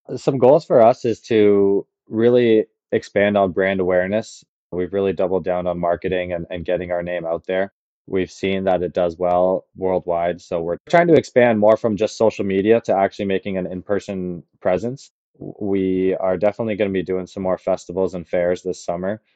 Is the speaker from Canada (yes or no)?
yes; Caledon, Ontario, Canada; I grew up in Palgrave